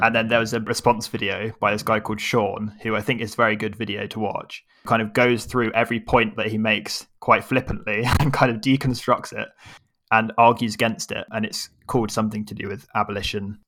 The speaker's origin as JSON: {"language": "English", "region": "England", "country": "United Kingdom", "said": "Our baggage is we're English"}